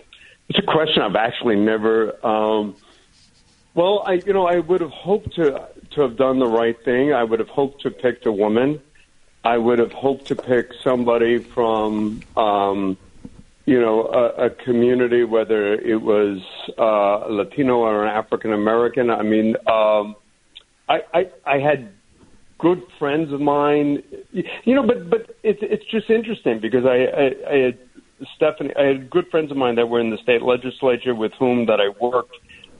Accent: Ireland; But, you know, sort of being Irish, I had sunscreen in my eyes.

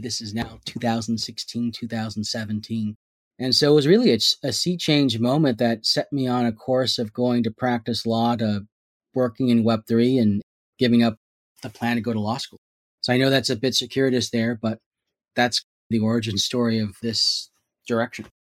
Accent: San Jose, California, United States; I was born and raised here in Silicon Valley in San Jose

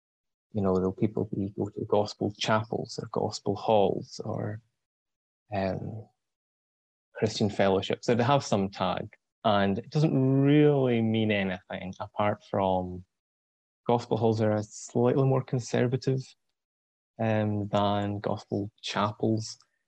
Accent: southwest Scotland, United Kingdom; I am from Scotland. So I come from a rural village, southwest Scotland, 21

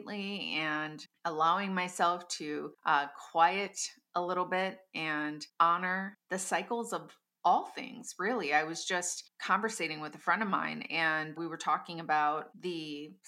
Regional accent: Midwest of the United States, United States; my hometown

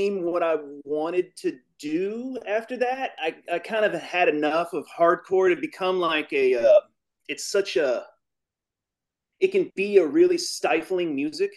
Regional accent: Louisville, Kentucky, United States; I'm from Louisville, Kentucky.

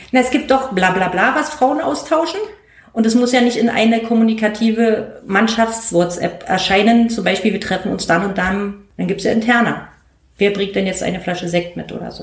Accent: East Germany, Germany; als Ossi

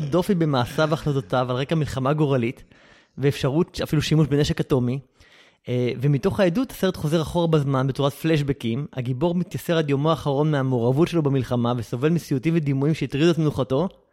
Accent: Israel; אני ישראלי

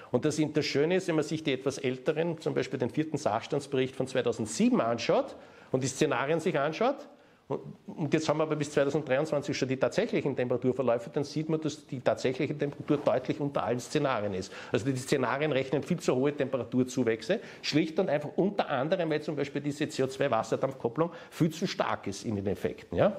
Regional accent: Austria; das lernt man in der Mathematik in der Oberstufe bei uns in Österreich

